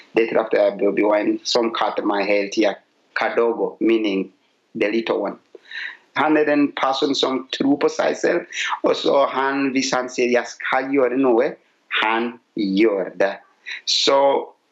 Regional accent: Uganda; now in Asker, Norway; Jeg kommer fra Uganda

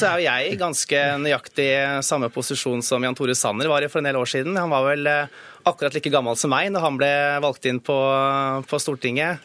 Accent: Hedmark, Norway; hjemfylket mitt.

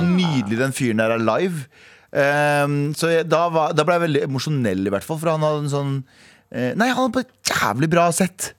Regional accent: Skaun, Trøndelag, Norway; moved away; det der jeg vokste opp

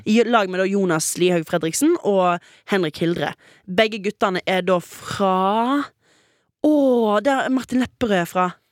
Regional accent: Western Norway, Norway; jeg er jo vestlending. Mm -hmm. Og jeg har jo vokst opp med ganske stygt vær.

